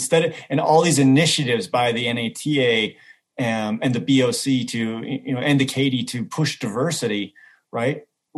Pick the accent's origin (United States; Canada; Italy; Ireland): Canada; I'll just say I'm a typical Canadian.